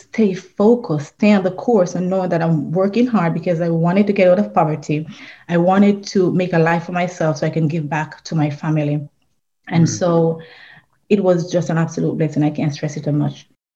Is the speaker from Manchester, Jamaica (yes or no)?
no; Trelawny, Jamaica; I was born in Trelawney, Jamaica. It is a rural area, so I consider myself a country girl